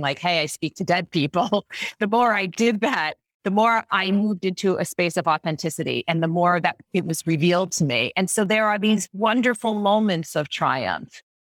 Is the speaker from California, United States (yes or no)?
no; Long Island, New York, United States; I grew up on Long Island and everyone around me was Catholic